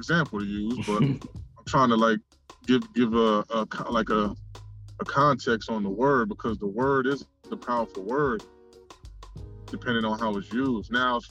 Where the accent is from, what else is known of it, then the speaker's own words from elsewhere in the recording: Paterson, New Jersey, United States; But I'm from Paterson, New Jersey, man. Paterson Ave, Union Ave.